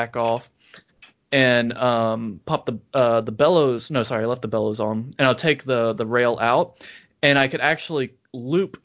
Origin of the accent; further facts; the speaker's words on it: Louisiana, United States; also born or lived in Oklahoma; now in Brooklyn, United States; I grew up in Louisiana before I moved to Oklahoma